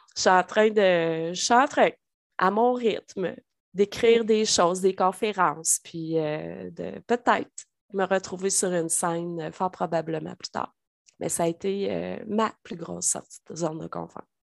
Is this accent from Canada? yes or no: yes; Trois-Rivières, Quebec, Canada; moved away as an adult; now in Drummondville, Canada; Cap-de-la-Madeleine, d'où je suis originaire, dans le coin de Trois-Rivières